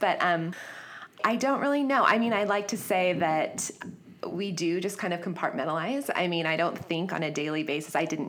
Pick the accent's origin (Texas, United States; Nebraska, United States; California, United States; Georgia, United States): California, United States; San Diego; also born or lived in Florida; I grew up here in San Diego.